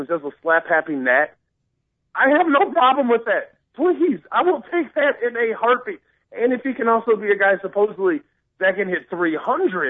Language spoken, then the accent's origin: English; Woodridge, Illinois, United States; I grew up in the St. Scholastic Church here in Woodridge, Illinois